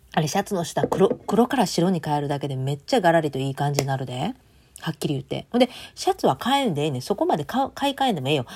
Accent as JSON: {"language": "Japanese", "country": "Japan", "tie": "born or raised there", "moved": "as an adult", "lives_now": "United States", "said": "私の地元では、あれです、お祭りの時なんだ。ね、10月10日なんですよ。"}